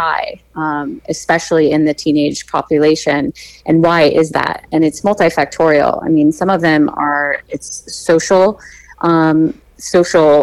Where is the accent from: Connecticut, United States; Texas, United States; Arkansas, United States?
Connecticut, United States; Darien; moved away as an adult; also born or lived in San Diego, California; now in California, United States; I grew up in Darien.